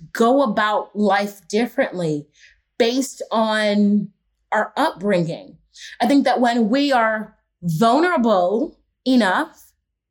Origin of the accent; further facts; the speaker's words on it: Houston, Texas, United States; moved away as an adult; also born or lived in Los Angeles; I grew up in Houston, Texas